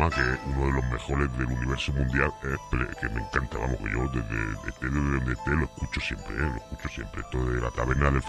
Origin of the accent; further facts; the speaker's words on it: Calahorra, La Rioja, Spain; Yo soy de aquí de Calahorra, macho.